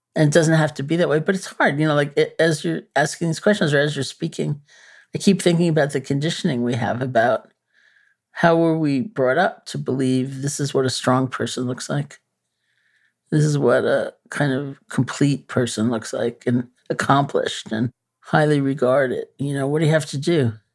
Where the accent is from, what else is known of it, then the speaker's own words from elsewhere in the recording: New York City, New York, United States; I'm a New Yorker, you know. born and bred.